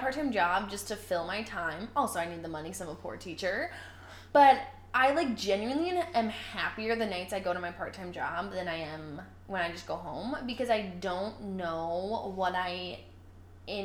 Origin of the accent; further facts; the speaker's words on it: Indian Prairie, Illinois, United States; we grew up in Indian Prairie